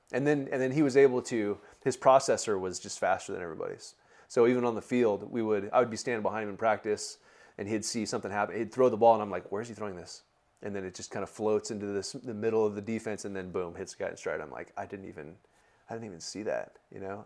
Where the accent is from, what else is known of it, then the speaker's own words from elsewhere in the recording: Bakersfield, California, United States; also born or lived in Fresno; I grew up in Bakersfield.